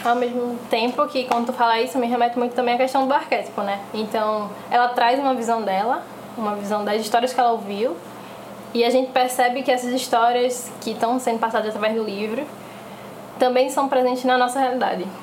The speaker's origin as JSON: {"language": "Portuguese", "town": "Recife", "region": "Pernambuco", "country": "Brazil", "said": "sou aqui de Recife também"}